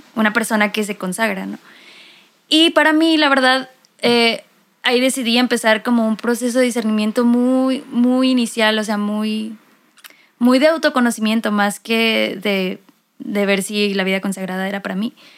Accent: Mexicali, Baja California, Mexico; now in Monterrey, Mexico; soy de Mexicali, pero actualmente vivo en Monterrey

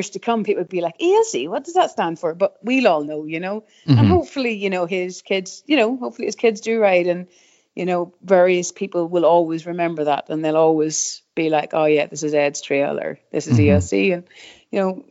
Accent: Rostrevor, Northern Ireland, United Kingdom; We grew up in Restrever, so like Restrever obviously now quite the mecca

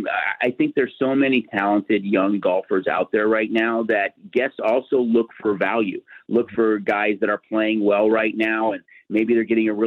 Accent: Chicago, Illinois, United States; I'm a huge MLB fan, born and raised in Chicago, huge Cubs fan

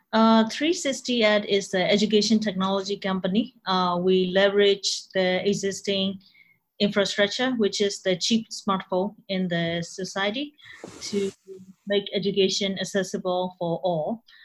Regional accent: Myanmar; English is a second language; moved away as an adult; I came from Myanmar

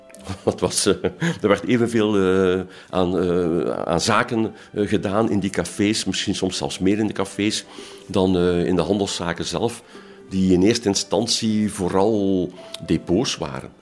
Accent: Ghent, Flanders, Belgium; Ik ben geboren en getogen in Gent.

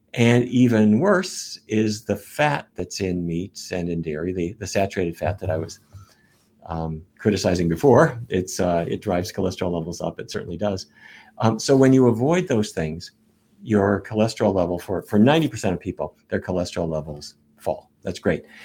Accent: North Dakota, United States; when I was a kid growing up in North Dakota

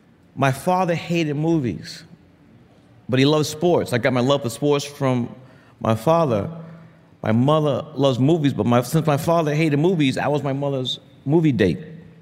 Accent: New York City, New York, United States; I grew up in the Republic of Brooklyn. We were the first black family to move into Cobble Hill, which is a predominantly Italian American neighborhood

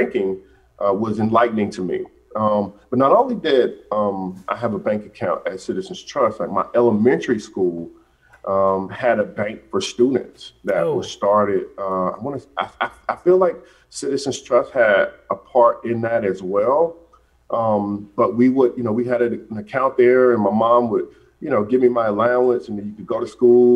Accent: Atlanta, Georgia, United States; I'm from Atlanta, grew up on the west side of Atlanta.

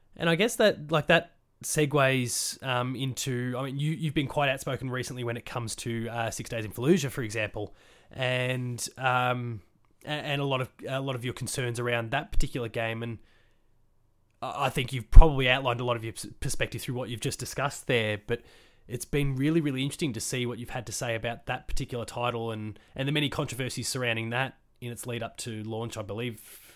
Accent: Australia; I'm from Australia and it's a very for want of a better phrase it's a, it's a very whitewashed country

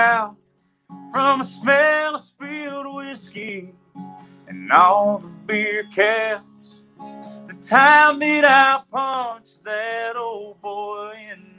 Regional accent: Pig, Kentucky, United States; from Pig.

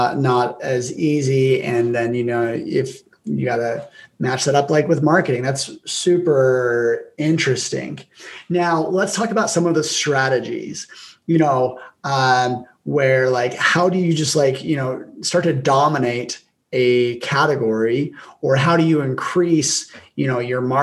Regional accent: Logan, Utah, United States; my hometown, Logan

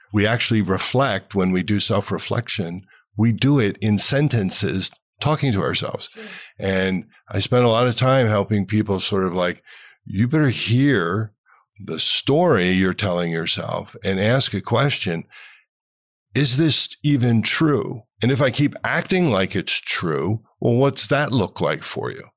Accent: Cleveland, Ohio, United States; my hometown in Cleveland, Ohio

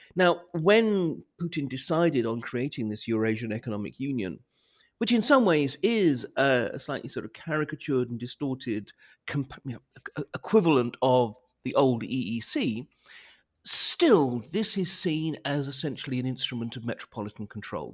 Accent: United Kingdom; as a Brit

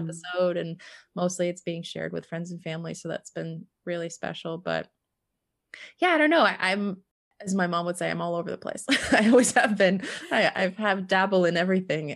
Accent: East Coast of the US, United States; moved away as an adult; now in Montana, United States; I moved from my hometown back east um, on the east coast of the US over to Montana

